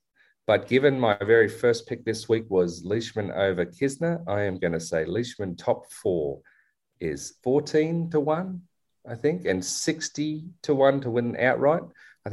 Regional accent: Australia; I'm Aussie

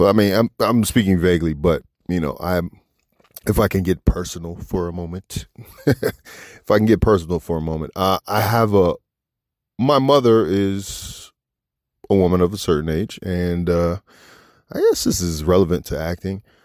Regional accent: Washington D.C. area, Maryland, United States; moved away as an adult; now in Los Angeles, United States; Washington D.C., my hometown, from right outside D.C. and Maryland

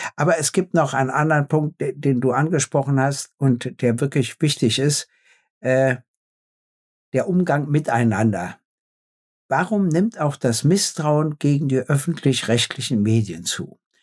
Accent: Berlin, Germany; in meiner Heimat

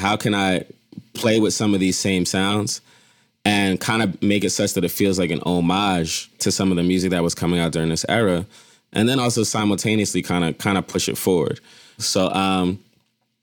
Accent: Philadelphia, Pennsylvania, United States; I grew up in Philly

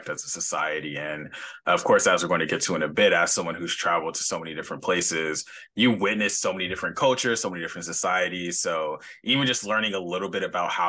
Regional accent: California, United States; I'm from California

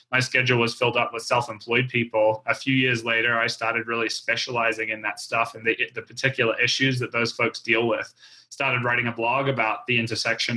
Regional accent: New Zealand; I grew up skiing in New Zealand

